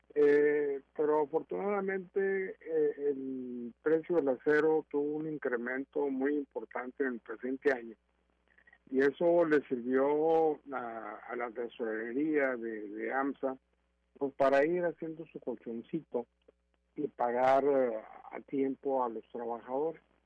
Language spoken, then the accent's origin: Spanish; Monclova, Coahuila, Mexico; quienes somos de Moclova, sabemos vivir en crisis